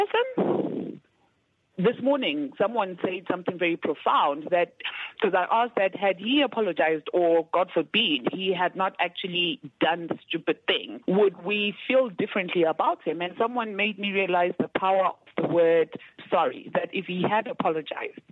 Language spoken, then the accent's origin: English; Bulawayo, Matabeleland, Zimbabwe; I'm from Matabele land area